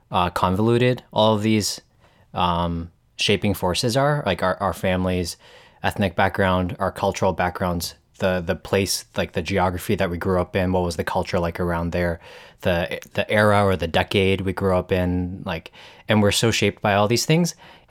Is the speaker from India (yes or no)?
no; Richmond Hill, Ontario, Canada; also born or lived in Hong Kong; My background is Chinese. I was born in Hong Kong, but I feel like I have mixed roots. Third culture kid is the word that, or the phrase that I've come to use to describe myself a little bit. I basically spent my primary school years in Richmond Hill, Ontario, in Canada